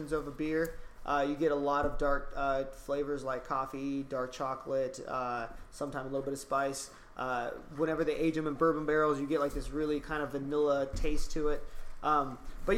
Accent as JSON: {"language": "English", "town": "Bakersfield", "region": "California", "country": "United States", "said": "I am from Bakersfield, California"}